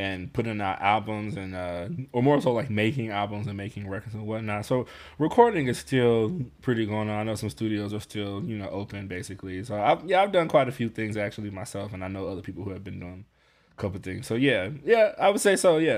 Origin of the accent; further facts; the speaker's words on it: Chicago, Illinois, United States; I'm from Chicago